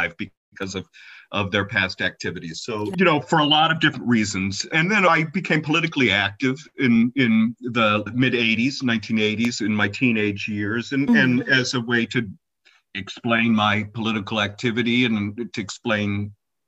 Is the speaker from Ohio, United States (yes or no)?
yes; Cincinnati, Ohio, United States; moved away as an adult; also born or lived in Detroit, Michigan; now in Ypsilanti, United States; I was born and raised in Cincinnati, Ohio